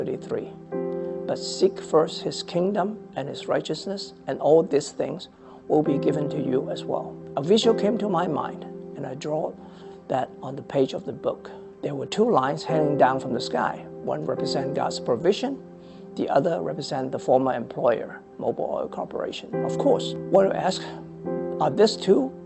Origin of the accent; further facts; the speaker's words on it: Hong Kong; moved away as an adult; also born or lived in Shanghai, China; now in Fairfax, United States; I was born and raised in Hong Kong. I came to America with my family, my wife and my two children, at the age of 35